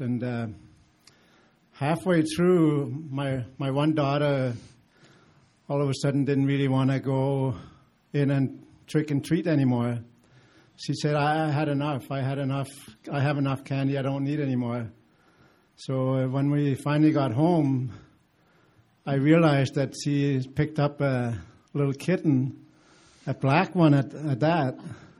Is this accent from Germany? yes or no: no; Denmark; moved away; and I grew up in Denmark